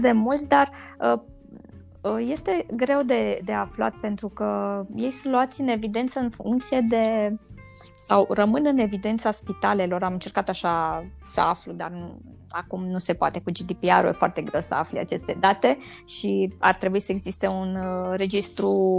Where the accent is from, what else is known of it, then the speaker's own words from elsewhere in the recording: Transylvania, Romania; deși sunt ardeleancă